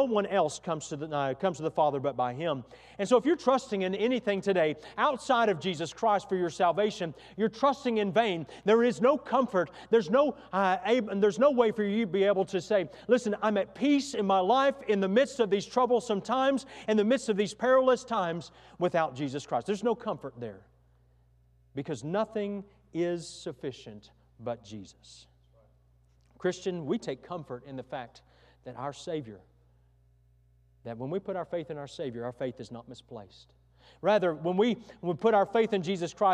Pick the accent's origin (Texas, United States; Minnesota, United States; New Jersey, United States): Texas, United States; near Waco; not far from my hometown where we grew up, about 45 minutes or an hour's drive